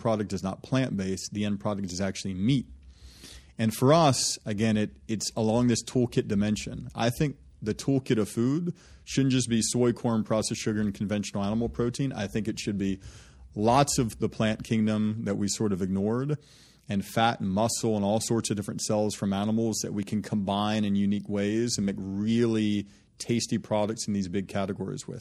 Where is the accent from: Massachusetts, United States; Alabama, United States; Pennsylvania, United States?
Alabama, United States; Birmingham; moved away; the folks that I was raised with in Birmingham